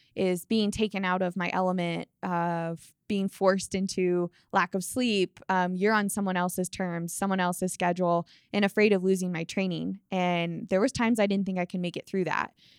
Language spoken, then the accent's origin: English; Colorado, United States; growing up in Colorado